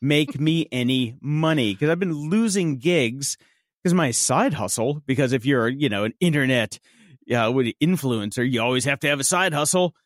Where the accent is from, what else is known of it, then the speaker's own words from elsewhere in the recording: Chicago, Illinois, United States; I'm from Chicago